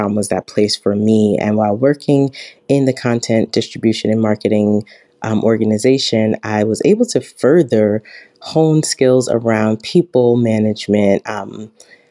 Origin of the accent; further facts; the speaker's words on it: New York City, New York, United States; I'm originally from Brooklyn, New York